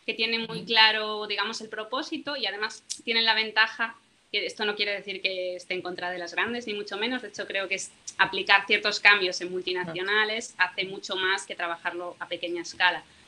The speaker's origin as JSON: {"language": "Spanish", "region": "Galicia", "country": "Spain", "said": "soy de Galicia"}